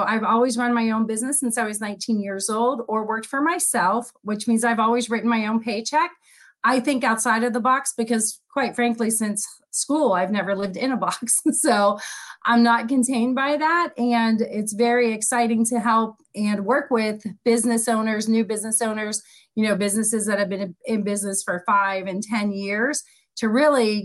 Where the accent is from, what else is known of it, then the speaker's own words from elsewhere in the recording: Pittsburgh, Pennsylvania, United States; also born or lived in East Coast; now in Palm Coast, United States; I'm originally from Pittsburgh, Pennsylvania, and I have had the pleasure of living all up and down the East Coast, but I found my home and have dug my roots right here in Palm Coast, Florida